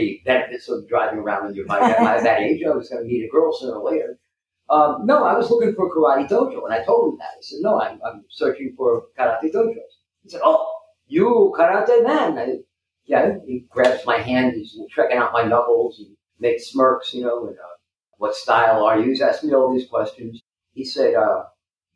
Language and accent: English; United States; also born or lived in Okinawa, Japan; growing up in the New York, New Jersey area